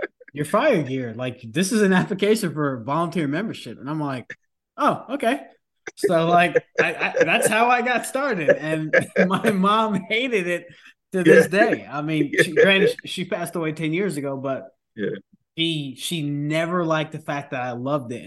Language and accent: English; New York, United States; I'm originally from New York